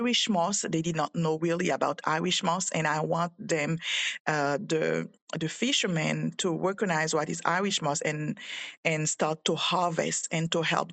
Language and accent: English; Haiti; moved away; I'm from Haiti